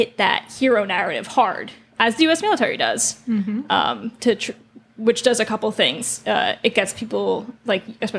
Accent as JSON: {"language": "English", "country": "United States", "said": "we're American"}